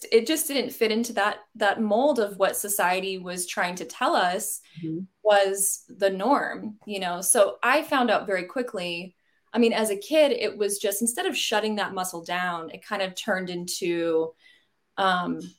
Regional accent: Fort Worth, Texas, United States; I grew up in the Fort Worth area in Texas in a pretty straight-laced Southern Baptist household.

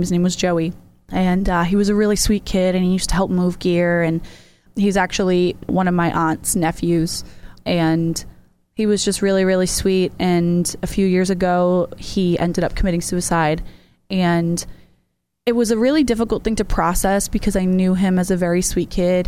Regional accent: Massachusetts, United States; now in York, Maine, United States; I live in York, Maine. I'm actually originally from Massachusetts

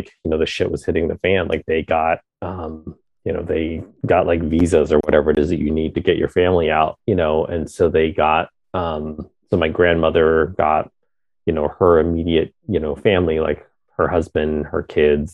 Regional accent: Pennsylvania, United States; also born or lived in Vietnam; being a refugee and, like, growing up in Pennsylvania and, like, growing up bilingual

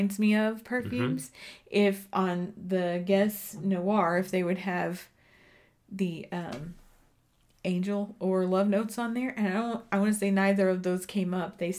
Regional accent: Texas, United States; now in Colorado, United States; I'm from Texas. So we wore homecoming mums

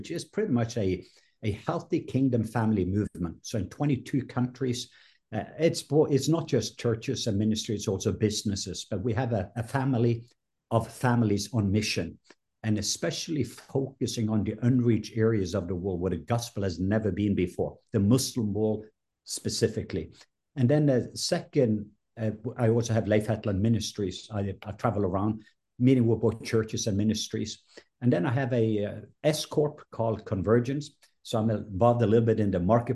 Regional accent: Norway; now in Atlanta, United States; I was born in Norway

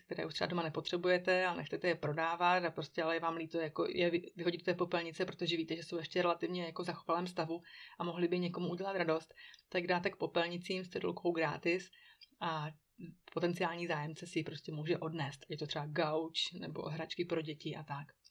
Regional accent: Czechia; now in Switzerland; u nás v Čechů

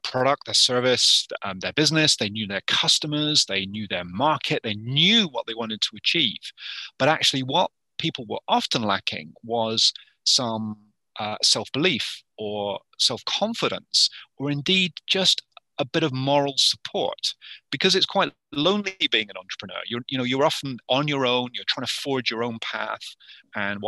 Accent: United Kingdom; moved away as an adult; now in Yukon, Canada; originally from the UK, and I had a 25-year career in the UK.

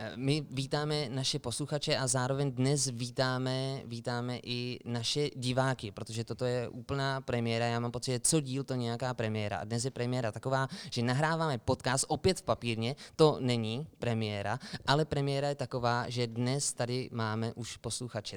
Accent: Sokolov, Karlovy Vary Region, Czechia; moved away as an adult; now in Plzeň, Czech Republic; My totiž s Filipem pocházíme ze Sokolova, strávili jsme tam nějakých 19 let pak jsme šli do Plzně

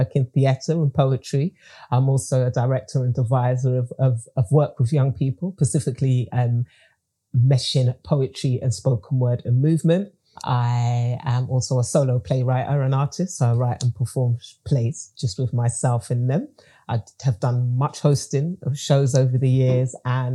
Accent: England, United Kingdom; I was born and bred in England, but my family are from Grenada in the Caribbean

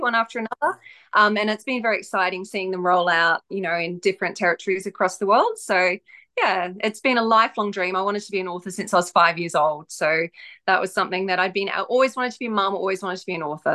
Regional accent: Australia; also born or lived in far north Queensland; I'm Australian, so I live in the far north um, of Queensland in Australia

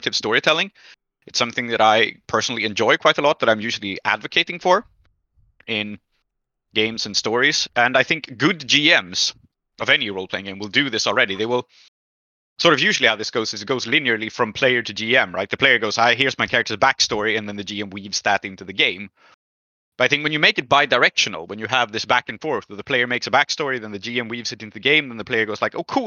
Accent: Dhaka, Dhaka Division, Bangladesh; my experiences in Bangladesh growing up in Dhaka

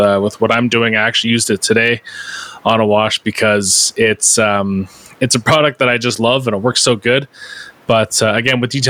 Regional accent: Canada; everyone's favorite Canadian.

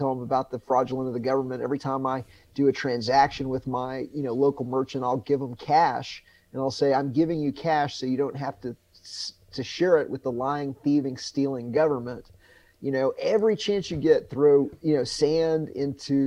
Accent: United States; I'm not an American. I'm just a human being that was born in this country

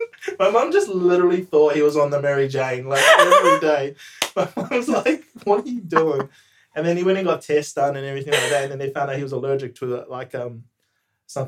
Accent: New Zealand; moved away as an adult; now in Melbourne, Australia; My background is Samoan Tongan. Born and raised in New Zealand. Lived in multiple countries during my time, but now just resided in Melbourne for the last 4 years.

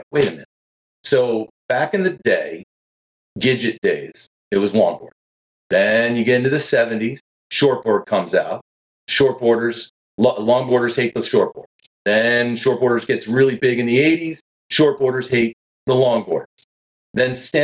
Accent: New York, United States; moved away; I'm a surfer from New York, down here now in the hub of East Coast surfing

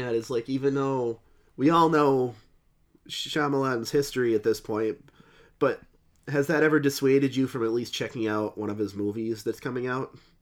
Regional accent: New England, United States; we're from New England

